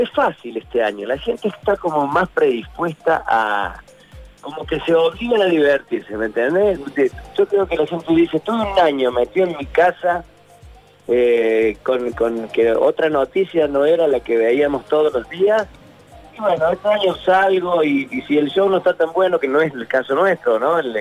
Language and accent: Spanish; Córdoba, Argentina; todos los cordobeses somos un poquito humoristas